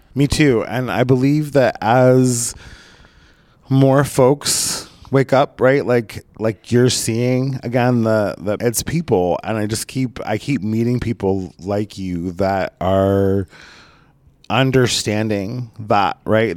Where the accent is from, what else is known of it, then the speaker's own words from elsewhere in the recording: Southern Oregon, United States; moved away as an adult; also born or lived in Portland; now in Los Angeles, United States; my hometown in Southern Oregon